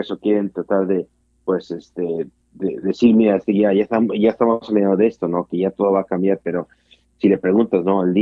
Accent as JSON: {"language": "Spanish", "country": "United States", "said": "para vivir soy americano"}